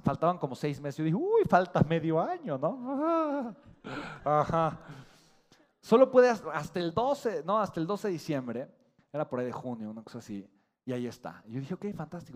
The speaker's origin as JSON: {"language": "Spanish", "country": "Mexico", "said": "Los mexicanos tenemos potencial, tenemos hambre de crecer"}